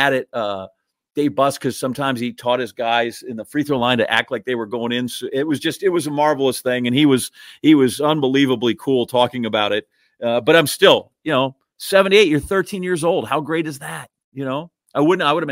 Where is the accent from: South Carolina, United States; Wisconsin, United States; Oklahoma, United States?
Wisconsin, United States; Green Bay; also born or lived in Iowa; I grew up in Green Bay